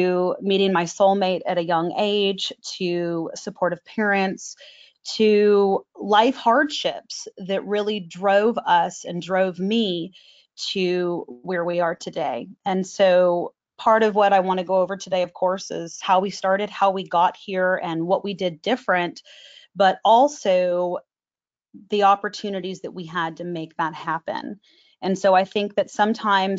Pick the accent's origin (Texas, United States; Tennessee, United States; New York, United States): Texas, United States; Dallas; also born or lived in Plano, Texas; I actually grew up in Dallas and moved to Plano right after September 11th